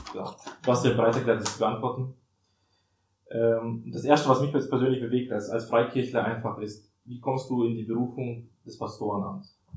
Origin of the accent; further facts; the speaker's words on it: Germany; wir kommen ja aus Deutschland